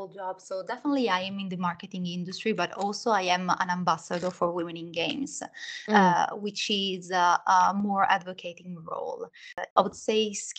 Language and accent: English; Milan, Lombardy, Italy; English is a second language; moved away; as you can hear maybe from a little bit of accent, I was born in Italy, in Milan, where I studied communication science, media and languages.